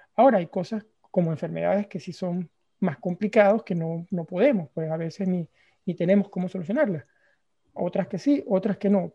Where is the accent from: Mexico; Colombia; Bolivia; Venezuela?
Venezuela; yo soy venezolano